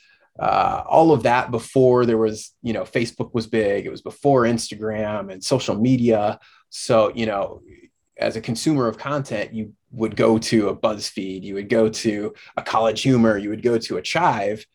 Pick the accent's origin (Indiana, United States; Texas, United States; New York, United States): Indiana, United States; moved away as an adult; also born or lived in Dayton, Ohio / Dominican Republic; I was born and raised in Indiana